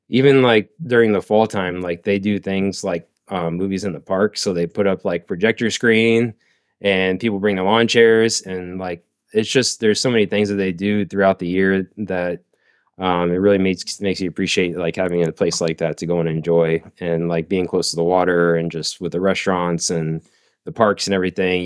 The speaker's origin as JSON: {"language": "English", "town": "Bradenton", "region": "Florida", "country": "United States", "tie": "born or raised there", "also_born_or_lived": "Oklahoma", "said": "I am originally from Bradenton. Yeah, born and raised"}